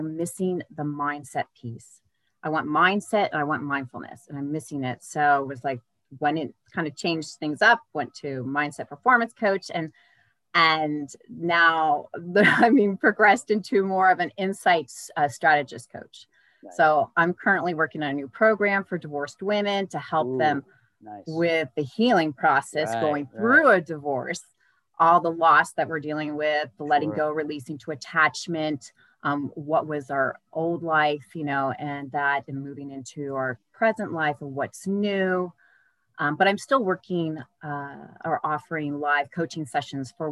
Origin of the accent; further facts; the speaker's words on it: Bay Area, Northern California, United States; I grew up in the Northern California in the Bay Area